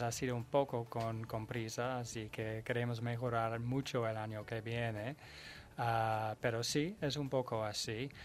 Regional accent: Netherlands; Spanish is a second language; now in Spain

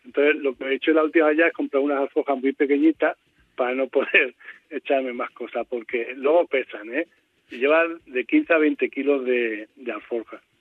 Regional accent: Albacete, Castilla-La Mancha, Spain; also born or lived in Cartagena; Yo nací en Cartagena, o sea, eh, me he criado aquí en Albacete, pero nací en Cartagena

